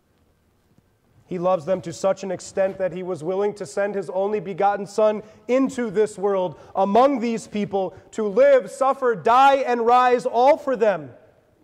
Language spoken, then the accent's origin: English; Lansing, Michigan, United States; my hometown of Lansing, Michigan